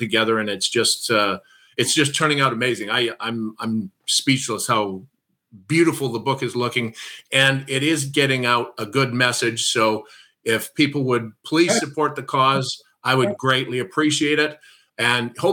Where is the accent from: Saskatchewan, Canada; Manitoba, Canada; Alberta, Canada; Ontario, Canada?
Saskatchewan, Canada; Saskatoon; I'm from Saskatoon, Saskatchewan